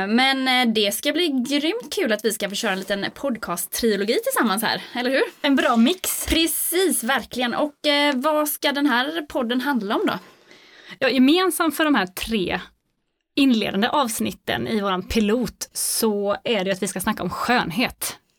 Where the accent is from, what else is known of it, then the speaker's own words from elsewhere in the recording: Gothenburg, Västra Götaland, Sweden; now in Jönköping, Sweden; jag är född göteborgare